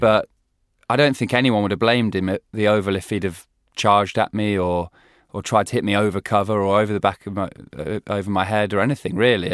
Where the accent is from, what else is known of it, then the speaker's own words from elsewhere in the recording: England, United Kingdom; we as English